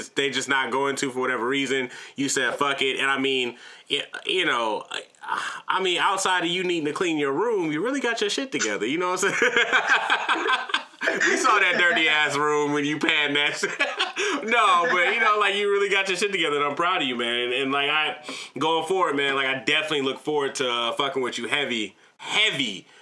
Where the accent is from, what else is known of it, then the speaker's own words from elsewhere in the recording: Atlanta, Georgia, United States; I'm not from Africa, I'm from Atlanta